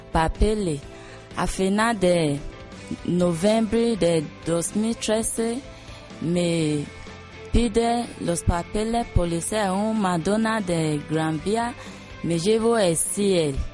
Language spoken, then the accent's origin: Spanish; Nigeria; Spanish is a second language; now in Spain; Salí de Nigeria en 2001, llevo España en 2005 y viví en Pala con mi hijo de 10 años